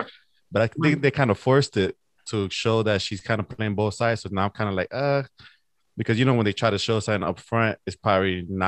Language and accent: English; New York City, New York, United States; I'm from Hunts Point